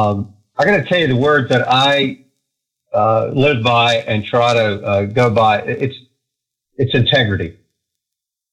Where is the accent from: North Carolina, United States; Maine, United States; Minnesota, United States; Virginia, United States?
Virginia, United States; Roanoke; moved away as an adult; also born or lived in Los Angeles; I'm from Roanoke. So born and raised in Roanoke